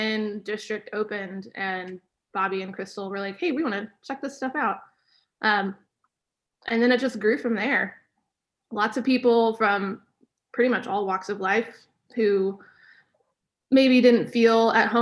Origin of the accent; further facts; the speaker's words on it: Tulsa, Oklahoma, United States; now in Stillwater, United States; I'm originally from Tulsa, Oklahoma